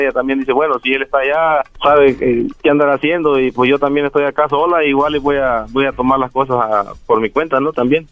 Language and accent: Spanish; Jalisco, Mexico; born or raised there; moved away; also born or lived in Guerrero